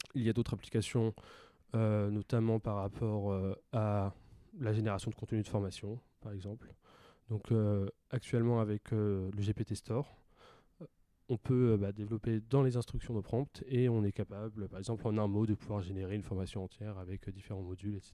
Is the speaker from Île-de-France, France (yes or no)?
no; Pontivy, Brittany, France; moved away as an adult; also born or lived in Rennes; now in Marseille, France; J'ai grandi en Bretagne, euh, donc euh, pendant 18 ans, j'ai grandi à Pontivy, qui est une petite ville dans centre de la Bretagne